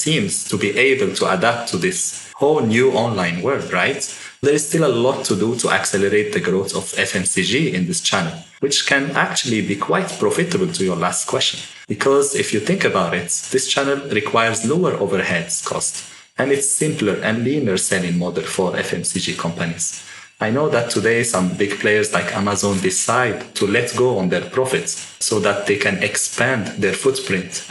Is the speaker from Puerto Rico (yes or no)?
no; Morocco; I grew up in Morocco